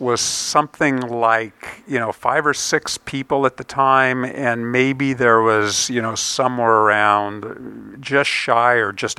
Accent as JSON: {"language": "English", "area": "Silicon Valley", "region": "California", "country": "United States", "tie": "born or raised there", "also_born_or_lived": "Chicago", "said": "I was born in Chicago, but grew up in Silicon Valley."}